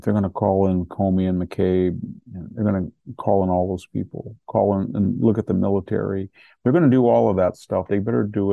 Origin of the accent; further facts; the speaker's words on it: Fresno, California, United States; I'm from the Fresno area